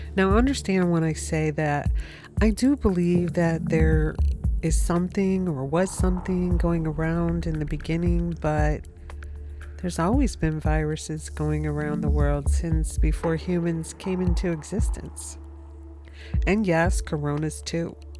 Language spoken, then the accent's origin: English; United States; America because that is my home country